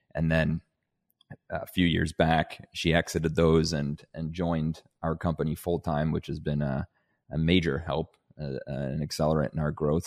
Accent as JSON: {"language": "English", "country": "Canada", "also_born_or_lived": "Denmark", "said": "I'm, I'm originally from Denmark, hence the, uh, the very Scandinavian name. Um, and my family, uh, because of my parents, back when I was eight, moved us from Denmark to Canada"}